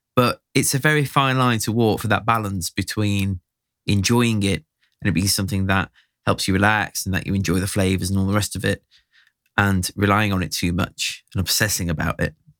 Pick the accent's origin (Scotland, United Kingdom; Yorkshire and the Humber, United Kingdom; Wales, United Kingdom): Yorkshire and the Humber, United Kingdom; Sheffield; also born or lived in Barnsley; I'm from Sheffield